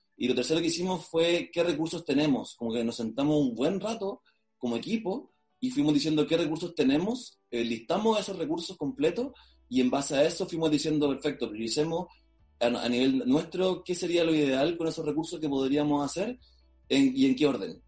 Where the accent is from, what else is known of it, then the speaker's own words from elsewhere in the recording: Maule, Chile; nosotros los tres fundadores somos de la región del Maule, en Chile. ¿Ya? y somos los dos de Talca y uno de Linares.